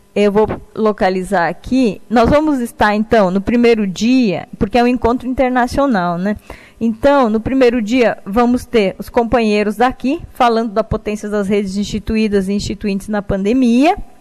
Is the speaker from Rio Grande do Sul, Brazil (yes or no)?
yes; Rio Grande do Sul, Brazil; also born or lived in Pelotas; eu sou do Rio Grande do Sul, estou atualmente em Pelotas